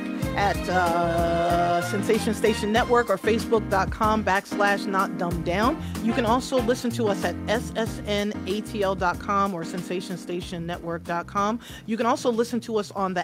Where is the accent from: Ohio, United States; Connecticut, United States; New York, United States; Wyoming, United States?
New York, United States; moved away; also born or lived in the South; I'm from New York, so we say ax, right?